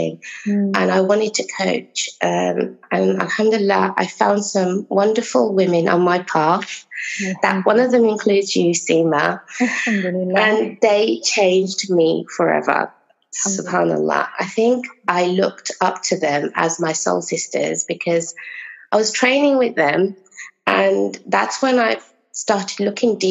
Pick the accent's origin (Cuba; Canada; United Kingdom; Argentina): United Kingdom; Originally, my parents are from Bangladesh, so I'm British Bengali